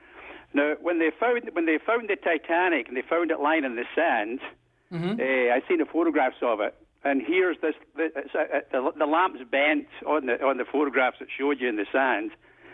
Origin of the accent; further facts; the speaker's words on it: Scotland, United Kingdom; accent: Scottish; now in Canada; you can tell by my accent from Scotland